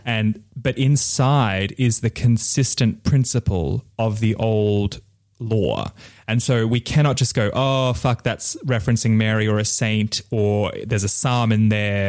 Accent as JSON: {"language": "English", "region": "Bali", "country": "Indonesia", "tie": "born or raised there", "said": "my father, who is Balinese, and I was born in Bali"}